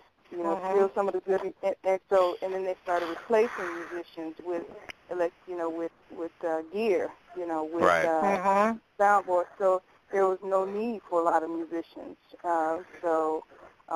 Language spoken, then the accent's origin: English; Chicago, Illinois, United States; we're from Chicago, Tanya